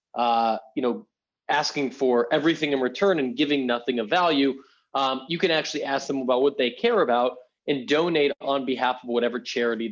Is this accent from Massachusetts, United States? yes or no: yes; Boston, Massachusetts, United States; moved away; I grew up in Boston